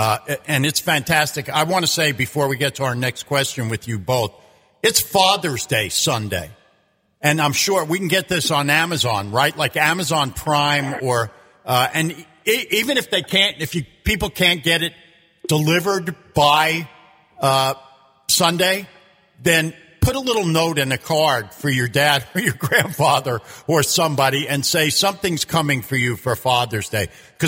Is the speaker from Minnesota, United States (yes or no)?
no; Long Island, New York, United States; I grew up on Long Island